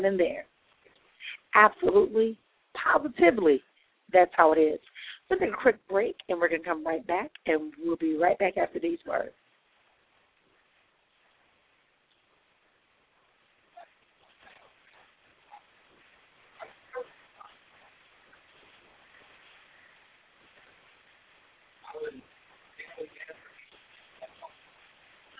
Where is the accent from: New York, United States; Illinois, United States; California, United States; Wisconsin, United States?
Wisconsin, United States; Milwaukee; my hometown, Milwaukee, Wisconsin